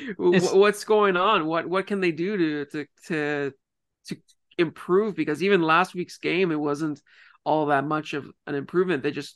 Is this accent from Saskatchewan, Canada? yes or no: no; Ontario, Canada; I'm from Ontario.